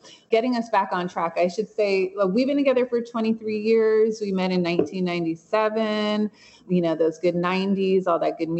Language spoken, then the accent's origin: English; Los Angeles, California, United States; I grew up in South Central going to demonstrations. We both were very poor. We were both welfare babies